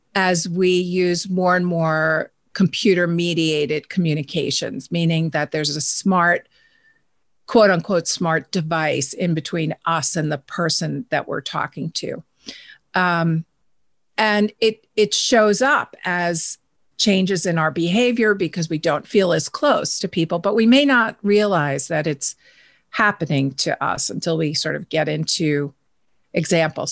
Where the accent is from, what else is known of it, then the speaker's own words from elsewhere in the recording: New York, United States; I'm a New Yorker